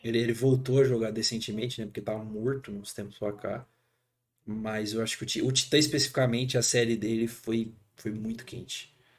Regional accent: Brazil; como brasileiro, cara, a gente é criado

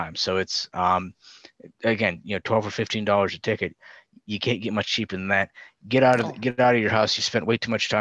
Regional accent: Grand Rapids, Michigan, United States; my hometown

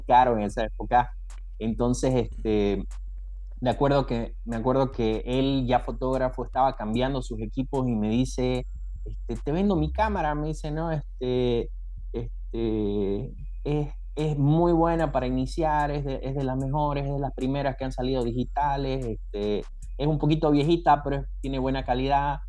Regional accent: Santa Cruz de la Sierra, Santa Cruz, Bolivia; en mi ciudad, yo soy de Santa Cruz, este, de la Sierra

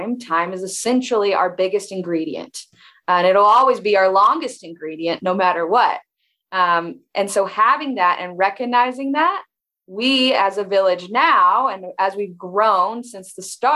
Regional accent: Lawrenceburg, Kentucky, United States; moved away as an adult; also born or lived in Alabama; I am born and raised in Kentucky, in a really small town nestled on actually the Bourbon Trail.

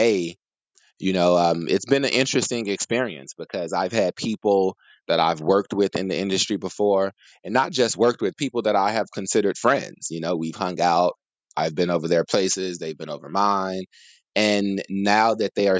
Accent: Chicago, Illinois, United States; moved away as an adult; now in California, United States; for the past several years, I've been based in California, born and raised in Chicago

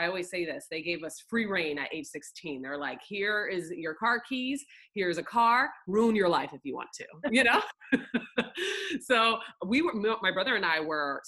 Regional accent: Northern Florida, United States; also born or lived in Oklahoma; I was born in Oklahoma, weirdly, and then I grew up mostly in Florida

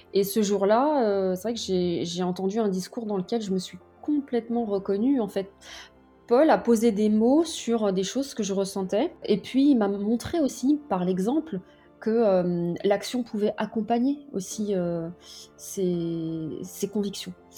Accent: France; chez moi, en France, sur le pas de ma porte

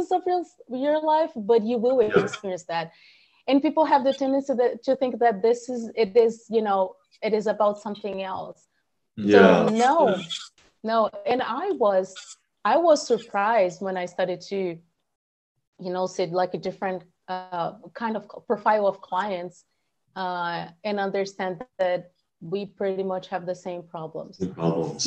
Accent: Brazil; moved away as an adult; also born or lived in San Francisco Bay Area, United States / Houston, United States; now in Austin, United States; I'm from Brazil

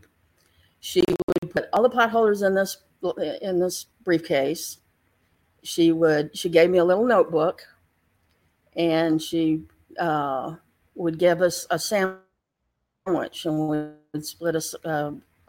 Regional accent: Galveston, Texas, United States; I lived in Galveston. I grew up in Galveston

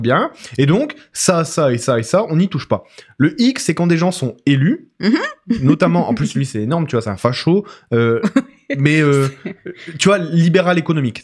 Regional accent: border with Belgium, Hauts-de-France, France; now in Canada; je viens du nord de la France, euh, frontière avec la Belgique

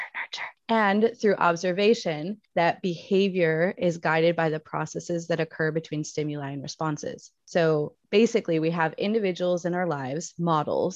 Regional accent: United States; now in Spain; I am your resident American teaching in Spain

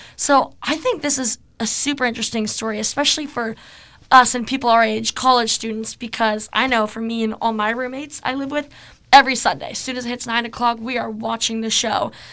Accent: Seattle, Washington, United States; I'm from Seattle

